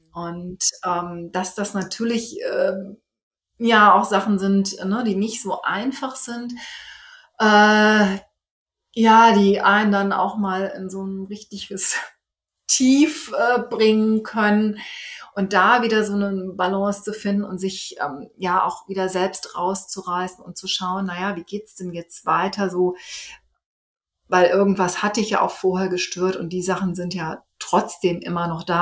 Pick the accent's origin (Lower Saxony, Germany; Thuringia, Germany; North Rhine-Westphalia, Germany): North Rhine-Westphalia, Germany; Cologne; moved away as an adult; now in Melbourne, Australia; in meiner Heimat, also in den Heimatort passe, aus dem ich nun komme. Also ähm, Stadtteil von Köln